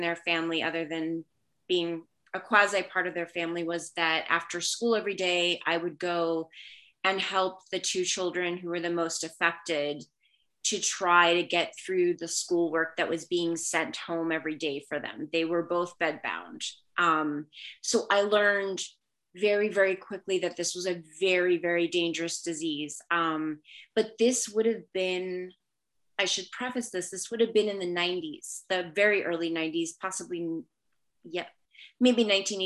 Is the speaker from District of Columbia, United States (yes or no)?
yes; Washington, District of Columbia, United States; first language Spanish; English is a second language; moved away as an adult; also born or lived in North Carolina / Providence, Rhode Island / Boston, Massachusetts / Brooklyn, New York; now in Baltimore, United States; I was born in Washington, D.C. I then lived in North Carolina and then back in Washington, D.C. And I lived there until I graduated from high school